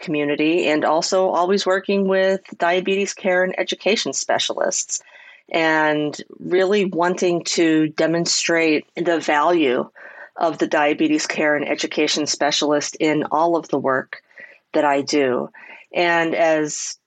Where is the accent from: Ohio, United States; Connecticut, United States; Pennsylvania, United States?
Pennsylvania, United States; Pittsburgh; I was born and raised in Pittsburgh